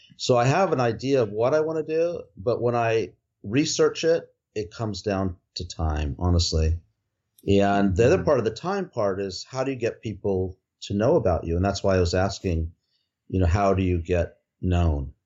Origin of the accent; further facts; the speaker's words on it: outside Los Angeles, California, United States; also born or lived in Nepal; I grew up outside Los Angeles